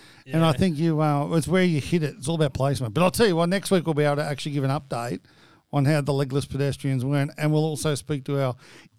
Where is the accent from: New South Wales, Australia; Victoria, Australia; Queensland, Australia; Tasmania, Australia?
New South Wales, Australia; Central Coast; also born or lived in Caringbah, New South Wales; I grew up on the Central Coast, New South Wales. I was born in Caringbah Hospital